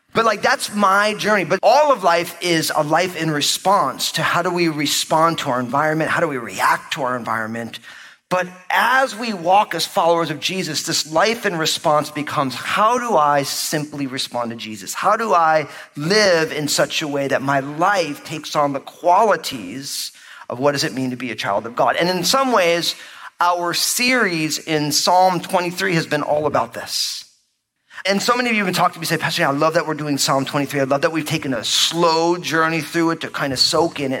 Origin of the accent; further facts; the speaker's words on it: New Jersey, United States; now I grew up in New Jersey, but my whole family is from New York